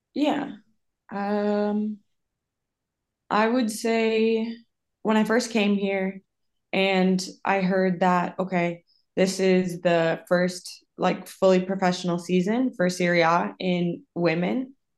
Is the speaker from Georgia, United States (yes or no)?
no; Minnesota, United States; moved away as an adult; also born or lived in South Dakota / Costa Rica / Iceland / Sweden; now in Italy; I'm originally from Minnesota.